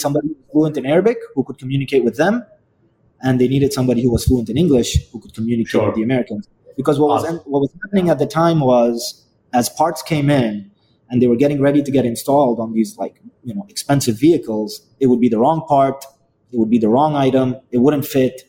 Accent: Yemen; moved away; also born or lived in Dubai, United Arab Emirates / India (family); I originally come from a country called Yemen

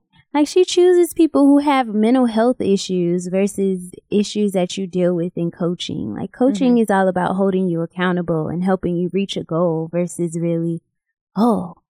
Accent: Rochester, New York, United States; Rochester, New York.

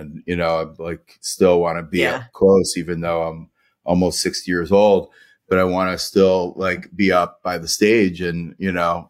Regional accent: Detroit, Michigan, United States; I had great experience, you know, growing up in the Detroit area.

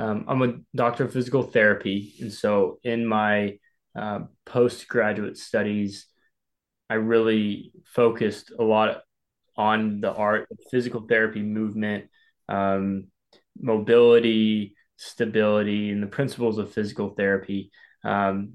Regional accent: Arkansas, United States; now in San Diego, United States; I'm from Arkansas

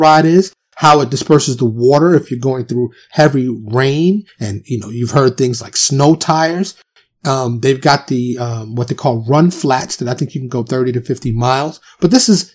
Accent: New York City, New York, United States; moved away as an adult; also born or lived in California / Florida; now in Dallas, United States; I'm from New York, born and raised

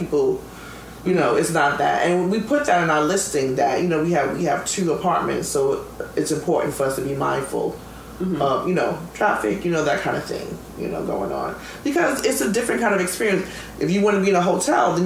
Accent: New York, United States; I'm a New Yorker, and I'm always a New Yorker.

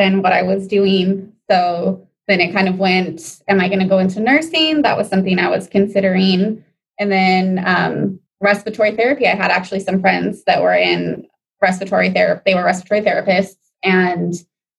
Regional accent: Pasadena, California, United States; I grew up actually in the San Gabriel, Pasadena area, so I'm local

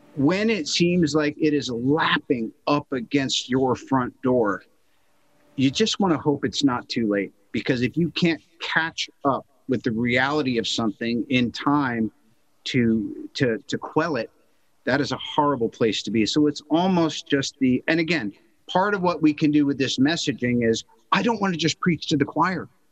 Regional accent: United States; As an American

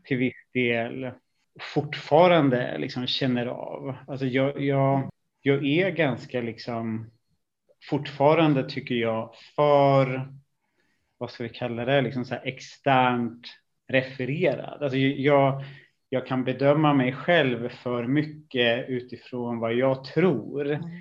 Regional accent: Stockholm, Stockholm County, Sweden; also born or lived in Italy; flyttade vi ut i eh, en stort, eh, ett stort miljonbygge i, i en söderförort till Stockholm. Och det, det är väl egentligen där jag har haft av större delen av eh, ja, min, min uppväxt

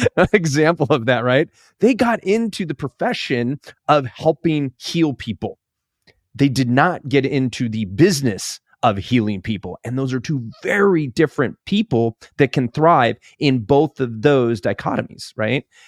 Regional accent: California, United States; moved away; also born or lived in Alaska; I grew up in California

